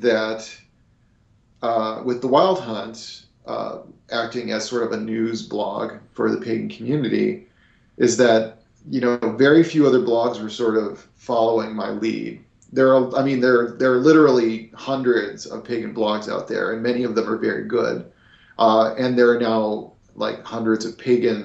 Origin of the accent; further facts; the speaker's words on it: Eugene, Oregon, United States; my hometown of Eugene